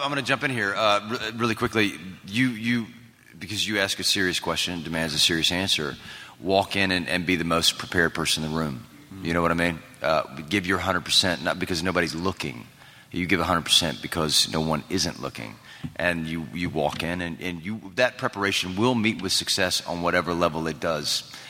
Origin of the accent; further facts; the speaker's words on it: the South, United States; I mean, I'm poor and I'm from the South